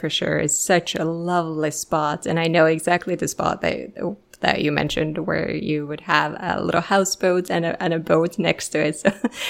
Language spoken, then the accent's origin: English; Finland; I am from Finland